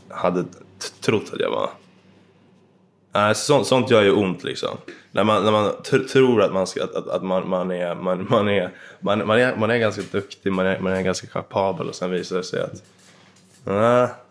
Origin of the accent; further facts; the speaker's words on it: Dvärsätt, Jämtland, Sweden; I Dvärsätt i Jämtland. Så mm. en bit ifrån Östersund.